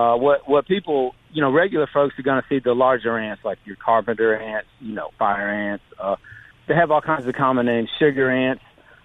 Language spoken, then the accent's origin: English; Maine, United States; now in Mississippi, United States; My dad was actually an entomologist. He studied wasps, and that's why we moved to Mississippi. We came from Maine, and he got his PhD here at the university.